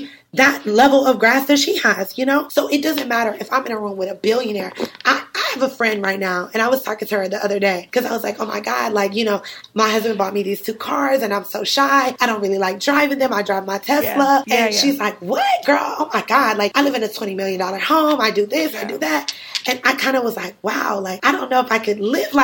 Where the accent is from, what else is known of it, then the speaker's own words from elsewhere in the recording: Cleveland, Ohio, United States; moved away as an adult; also born or lived in Atlanta, Georgia / New York City; I'm originally from Cleveland, Ohio